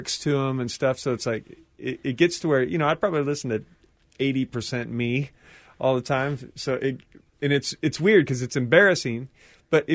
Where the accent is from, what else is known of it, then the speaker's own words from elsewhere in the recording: Seattle, Washington, United States; I'm from Seattle